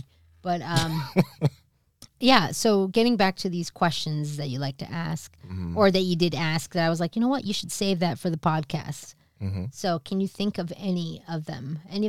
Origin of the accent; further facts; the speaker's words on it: East Coast, United States; also born or lived in New Jersey; I'm from the East Coast.